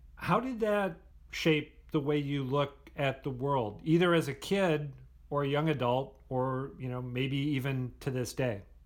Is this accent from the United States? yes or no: yes; Minnesota, United States; now in Boston, United States; Since I am not from here, since I grew up in Minnesota, not in Massachusetts